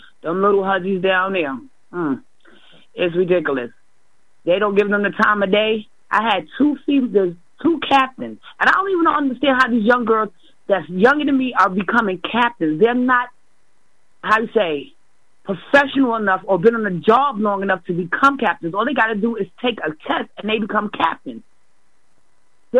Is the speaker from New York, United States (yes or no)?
yes; New York, United States; now in Massachusetts, United States; I'm ashamed to say I come from here.